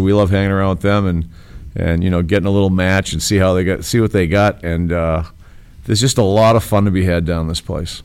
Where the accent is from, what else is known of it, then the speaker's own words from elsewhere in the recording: Boston, Massachusetts, United States; moved away as an adult; now in Chicago, United States; I grew up in Boston, in, in this in the little part of Boston called Charlestown